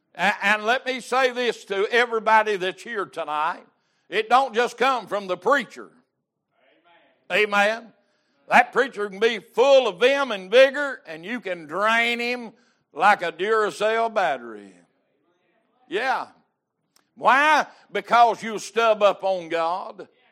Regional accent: United States; I'm an American

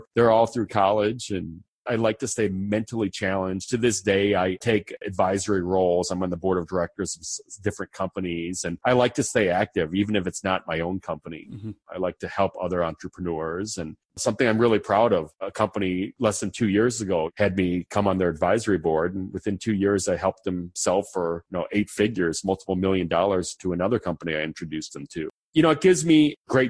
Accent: United States; also born or lived in Argentina; I'm from the United States. I'm American. I grew up in the United States

